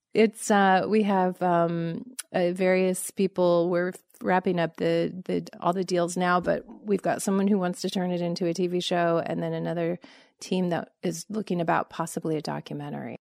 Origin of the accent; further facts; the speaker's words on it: Los Angeles, California, United States; moved away as an adult; also born or lived in Montgomery, Alabama; I grew up in Los Angeles